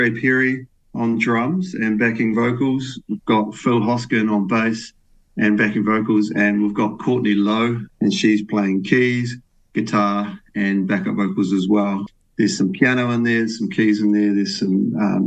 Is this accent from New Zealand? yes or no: yes; Whakatane, Bay of Plenty, New Zealand; now in Taranaki, New Zealand; I'm from Whakatane. I grew up over there